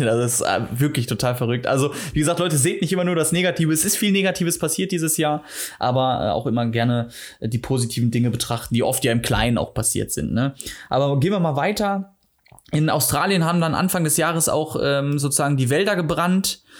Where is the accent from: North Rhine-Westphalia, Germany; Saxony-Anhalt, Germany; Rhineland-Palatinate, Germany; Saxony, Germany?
North Rhine-Westphalia, Germany; Duisburg; Nee, aus Duisburg ursprünglich komme ich